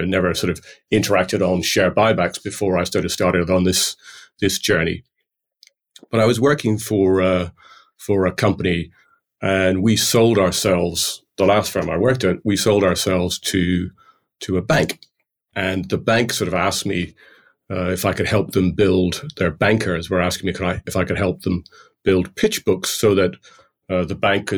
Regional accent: Ireland; I'm called a plastic paddy in Ireland because I feel very Irish, having grown up in Ireland, but my accent would be anything but.

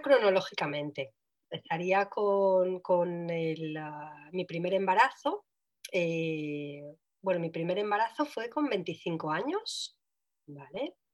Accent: Switzerland; yo nací en Suiza

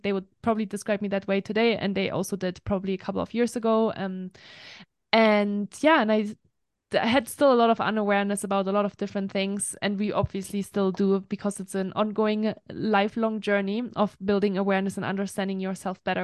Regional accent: Germany; English is a second language; moved away as an adult; also born or lived in France; now in United States; I am from Germany originally. That's where I grew up for the first twenty-one years of my life, so I'm full German

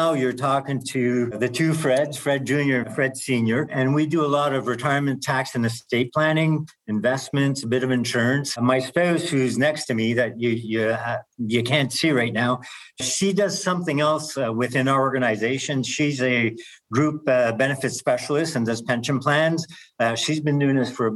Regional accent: Canada; being Canadian

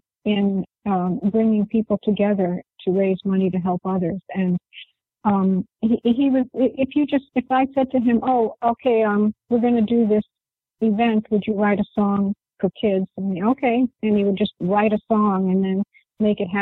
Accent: New York, United States; I'm actually from New York.

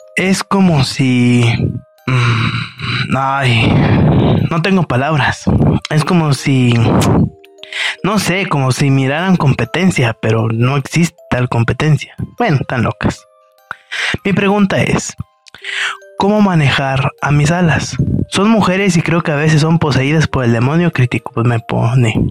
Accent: Mexico; de México

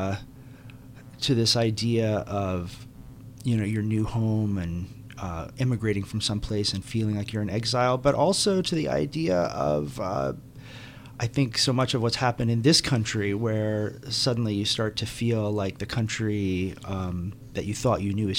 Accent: Aruba; moved away; also born or lived in New York; I grew up in Aruba

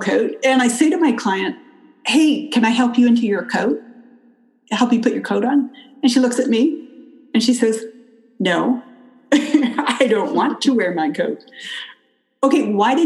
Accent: Canada; moved away as an adult; also born or lived in California; now in United States; I grew up in Canada

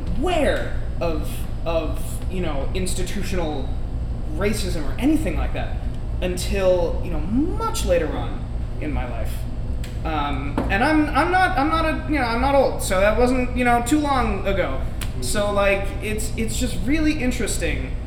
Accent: Long Island, New York, United States; I grew up on Long Island. My dad is from Korea.

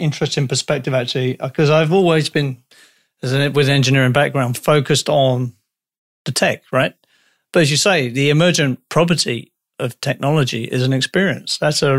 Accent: United Kingdom; I'm British

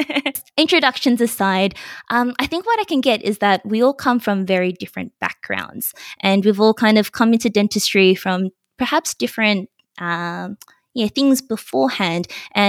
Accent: Melbourne, Victoria, Australia; now in Sydney, Australia; I'm also from Sydney, well, studying at Sydney, but I'm actually originally from Melbourne as well.

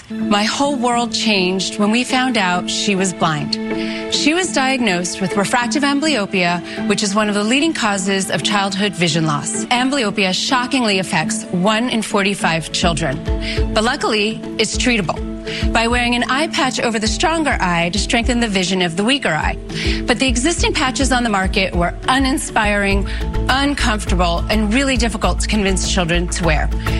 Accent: Waimea, Hawaii, United States; I'm from Waimea, Hawaii

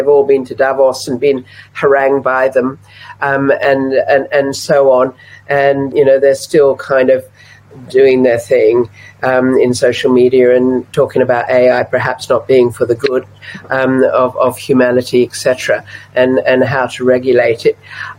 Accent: Java, Indonesia; also born or lived in Australia; I've been a journalist in the Middle East. I grew up in Java. I was born in Australia.

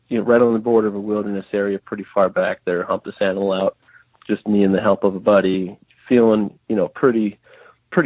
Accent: Midwest, United States; moved away as an adult; growing up in the Midwest

